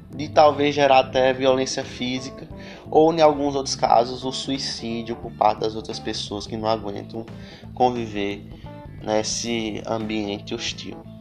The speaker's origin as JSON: {"language": "Portuguese", "country": "Brazil", "said": "nós também somos brasileiros"}